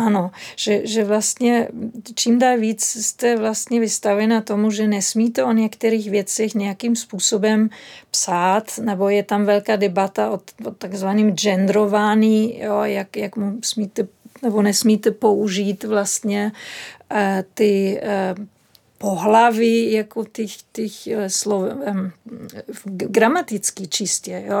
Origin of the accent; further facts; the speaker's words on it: Berlin, Germany; Czech is a second language; moved away; Já pocházím z Berlína